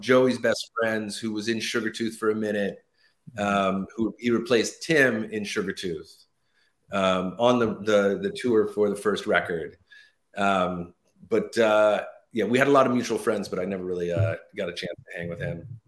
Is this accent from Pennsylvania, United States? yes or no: no; Los Angeles, California, United States; moved away as an adult; now in New Jersey, United States; born and raised in Los Angeles